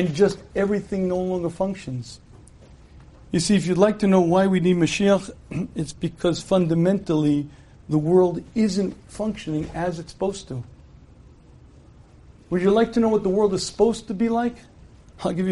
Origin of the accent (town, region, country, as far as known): United States; born or raised there